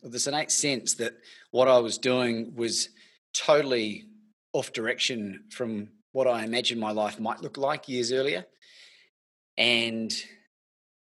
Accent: New Zealand; moved away as an adult; now in Melbourne, Australia; originally from New Zealand, celebrating my 20th year in this beautiful country.

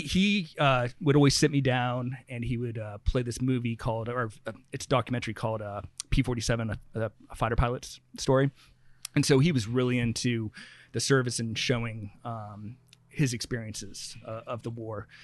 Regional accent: St. Helena, California, United States; also born or lived in San Francisco; I grew up in Santa Elena.

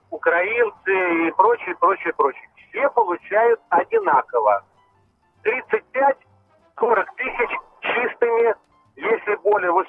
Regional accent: Moscow, Russia; Значит, э, я единственный москвич в моей московской фирме.

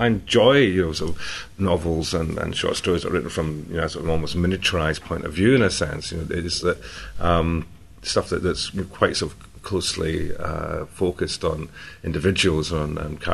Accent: Scotland, United Kingdom; I'm Scottish

